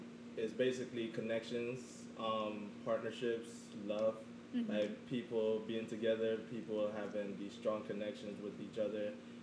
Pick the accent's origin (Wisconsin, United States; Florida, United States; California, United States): Florida, United States; South; also born or lived in Jamaica; growing up in South Florida